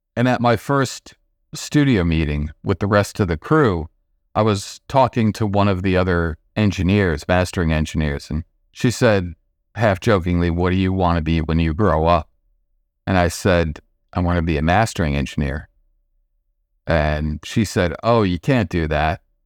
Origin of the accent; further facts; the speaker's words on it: Nyack, New York, United States; I grew up in the suburbs just outside of New York City, about 25 minutes without traffic, place called Nyack